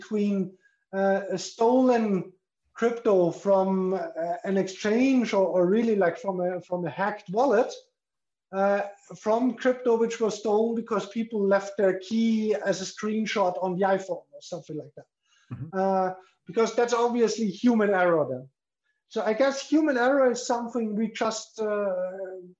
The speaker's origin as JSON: {"language": "English", "country": "Austria", "moved": "yes", "lives_now": "Liechtenstein", "said": "I'm from Austria"}